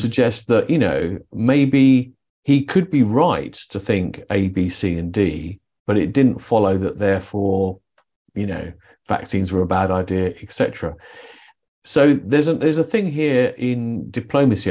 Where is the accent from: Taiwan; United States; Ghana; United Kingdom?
United Kingdom; I'm British